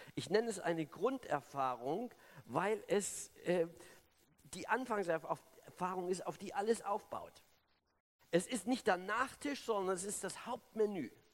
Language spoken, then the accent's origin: German; Germany; also born or lived in Sonneberg, Thuringia; now in Berlin, Germany; ich, bin ja DDR-Kind, ich bin in der Diktatur groß geworden